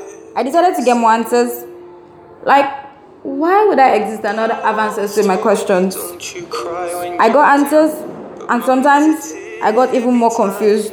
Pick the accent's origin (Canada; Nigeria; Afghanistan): Nigeria; As a Nigerian girl, I grew up